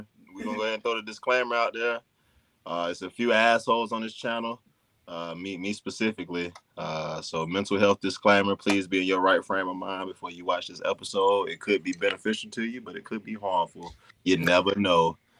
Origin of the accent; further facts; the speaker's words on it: the South, United States; I'm from the South. I can take a son or two.